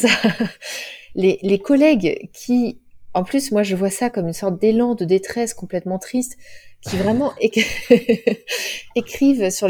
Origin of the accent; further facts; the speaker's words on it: Cholet, Pays de la Loire, France; Moi, elle est dans mon cœur parce que c'est là où j'ai grandi, mais bon, c'est pas non plus euh, un haut lieu